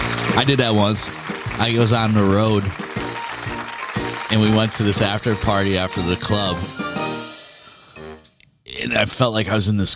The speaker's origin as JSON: {"language": "English", "region": "New York", "country": "United States", "said": "I'm from New York, bro."}